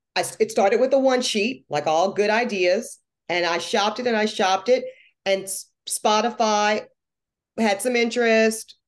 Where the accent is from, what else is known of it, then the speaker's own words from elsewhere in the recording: North Carolina, United States; also born or lived in Louisiana; I might have grown up in North Carolina, I was born in Louisiana